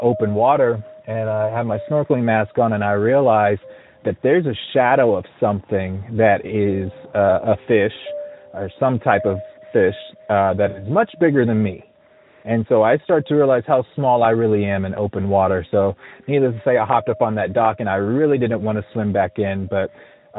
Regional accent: Montclair, Virginia, United States; also born or lived in California; now in Georgia, United States; I'm from Montclair, Virginia, which is a neighborhood about 5 miles long

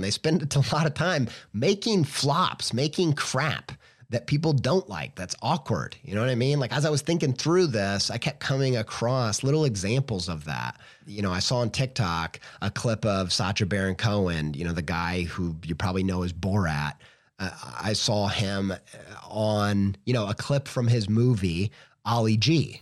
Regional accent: Indiana, United States; I'm just from Indiana

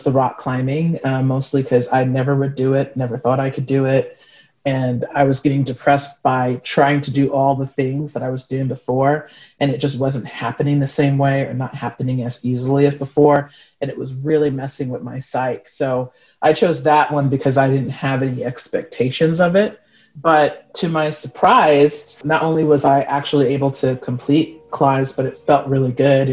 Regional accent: New York City, New York, United States; native of New York City

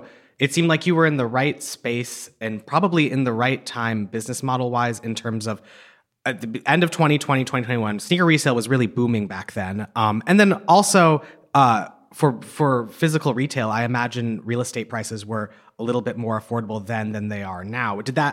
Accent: Massachusetts, United States; I'm from Massachusetts.

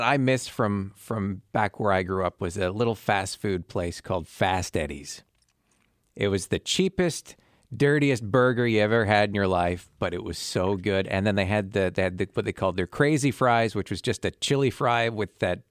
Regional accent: London, Ontario, Canada; now in Winnipeg, Canada; There was a couple of them in my hometown of London.

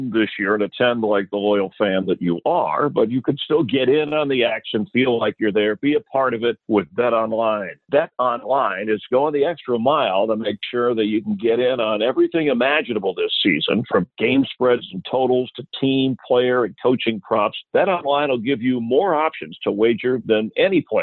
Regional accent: Miami, Florida, United States; I'm from actually South Florida, I grew up in Miami

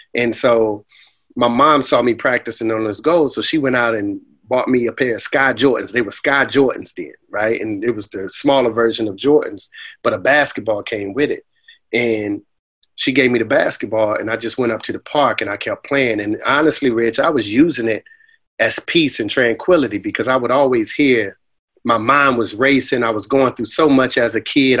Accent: Boston, Massachusetts, United States; moved away; also born or lived in Raleigh, North Carolina; I grew up in, in the Roxbury portion of Boston, man, called uh, a housing project called Orchard Park Projects

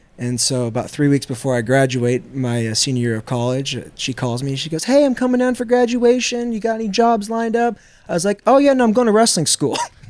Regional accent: Seattle, Washington, United States; moved away; Originally Seattle, Washington.

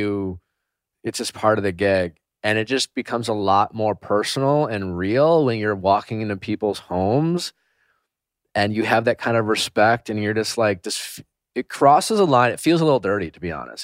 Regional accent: Milwaukee, Wisconsin, United States; I flew from, uh, Belgium straight to Milwaukee. I had the first hometown

